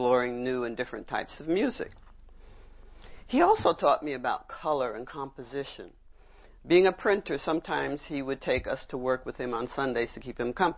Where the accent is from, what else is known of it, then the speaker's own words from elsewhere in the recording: New York City, New York, United States; I grew up in Brooklyn